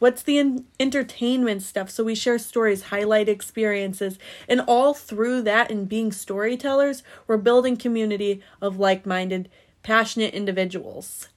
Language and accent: English; Indiana, United States; moved away; also born or lived in Florida / Eastern Caribbean; I'm originally from Indiana